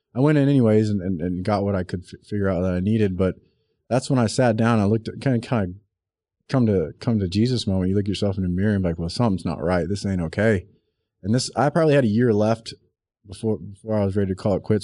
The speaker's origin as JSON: {"language": "English", "region": "South Texas", "country": "United States", "tie": "born or raised there", "said": "I grew up in South Texas"}